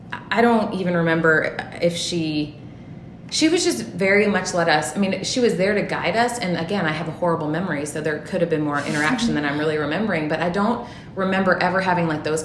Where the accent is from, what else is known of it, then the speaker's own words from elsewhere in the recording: Memphis, Tennessee, United States; now in Milwaukee, United States; I grew up in Tennessee. My parents are originally from the North, but I was raised predominantly in Memphis, Tennessee